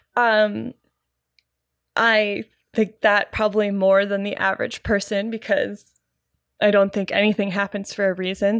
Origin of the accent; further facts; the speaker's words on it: Canada; I'm Canadian, Gen